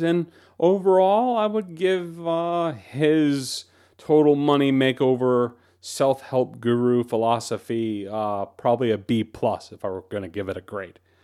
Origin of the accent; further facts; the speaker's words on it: United States; many of us as American Christians